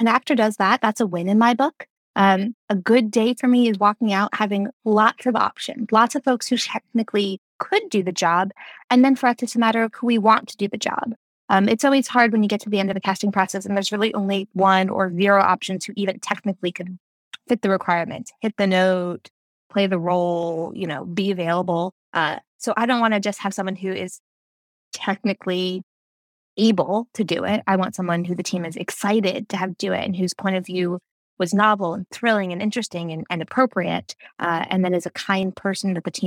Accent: New Jersey, United States; also born or lived in Brooklyn, New York / New York; I was born in Brooklyn, raised in New Jersey, lived in New York, and then moved right back to New Jersey to raise my family

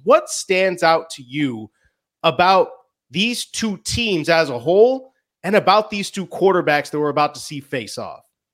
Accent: Chicago, Illinois, United States; six seventy The Score, my hometown station

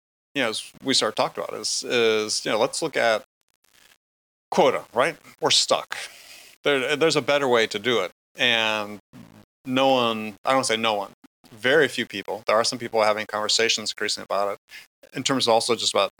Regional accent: Wisconsin, United States; I grew up in Wisconsin

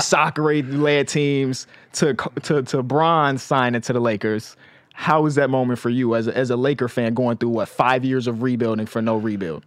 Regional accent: Chicago, Illinois, United States; I'm from Chicago

